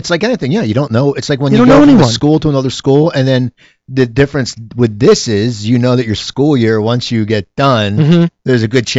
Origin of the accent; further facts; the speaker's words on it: Cherry Hill, New Jersey, United States; moved away; the country club was in Cherry Hill, New Jersey. That's where I grew up.